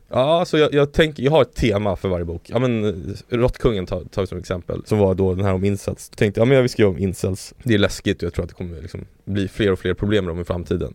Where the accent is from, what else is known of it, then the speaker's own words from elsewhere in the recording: Sweden; also born or lived in Chile; now in Stockholm, Sweden; jag är så svensk på det sättet